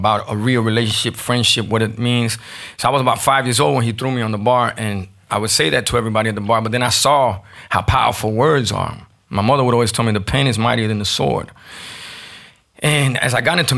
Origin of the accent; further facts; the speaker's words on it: Miami, Florida, United States; growing up in Miami in the 80s